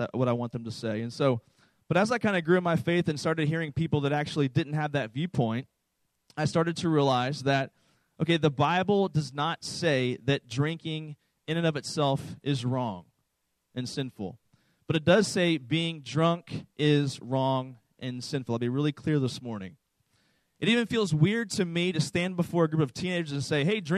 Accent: East Coast, United States; I was raised on the East Coast in a very conservative Southern Baptist church

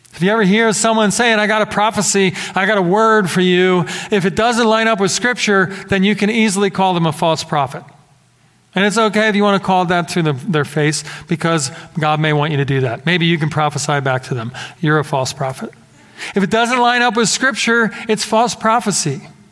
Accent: Philadelphia, Pennsylvania, United States; growing up in the Philadelphia area

